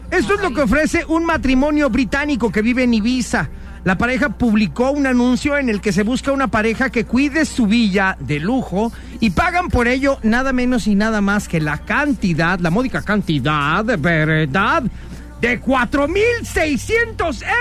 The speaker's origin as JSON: {"language": "Spanish", "town": "Guadalajara", "region": "Jalisco", "country": "Mexico", "said": "es un platillo típico de mi ciudad. Yo vengo de Guadalajara"}